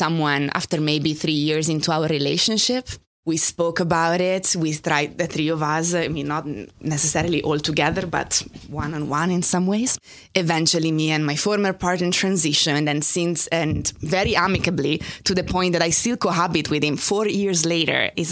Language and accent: English; Italy; English is a second language; moved away as an adult; now in New York, United States; I grew up in Italy. I only moved here 12 years ago.